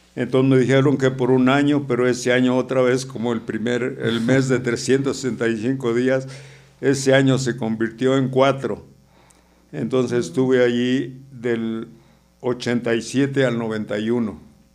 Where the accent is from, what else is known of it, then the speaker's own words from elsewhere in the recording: San Luis Potosí, Mexico; moved away; Yo originario yo soy de San Luis Potosí